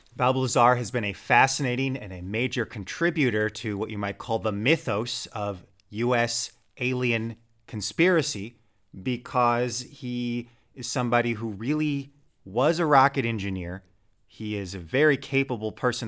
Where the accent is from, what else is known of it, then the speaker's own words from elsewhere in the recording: United States; moved away; my home country